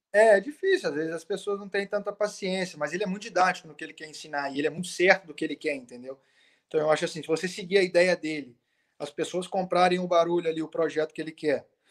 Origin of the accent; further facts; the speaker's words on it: Brazil; moved away as an adult; also born or lived in Italy; now in Athens, Greece; quando eu cresci no Brasil, eu, eu, pô, eu cresci ouvindo Panathinaikos e Olympiacos